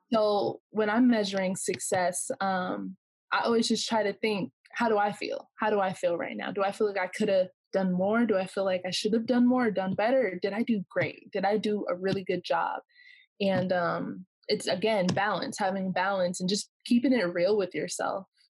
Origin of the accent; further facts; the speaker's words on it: Corona, California, United States; I'm from Corona, California